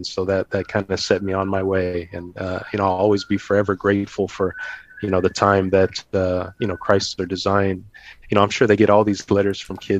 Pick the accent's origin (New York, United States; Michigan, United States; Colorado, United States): Colorado, United States; Growing up in Colorado